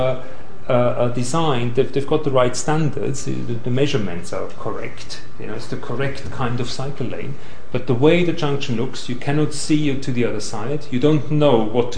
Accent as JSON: {"language": "English", "region": "Vienna", "country": "Austria", "moved": "yes", "lives_now": "London, United Kingdom", "said": "I come from Vienna"}